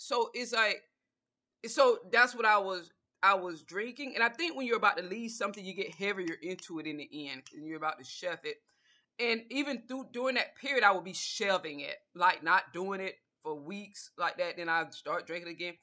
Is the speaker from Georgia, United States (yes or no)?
yes; Georgia, United States; I'm from the South, I'm from Georgia